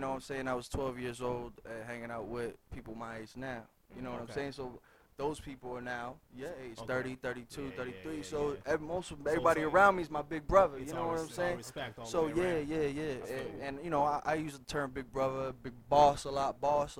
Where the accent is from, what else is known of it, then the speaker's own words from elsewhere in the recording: Leominster, Massachusetts, United States; Shout out to Leominster, Massachusetts, man. That's my hometown. Leomington 978, man. I am Mr. Leominster.